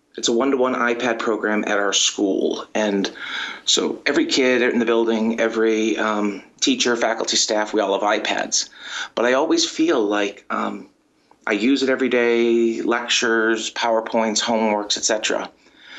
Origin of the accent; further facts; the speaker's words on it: Boston, Massachusetts, United States; now in Baltimore, United States; I'm originally from the Boston area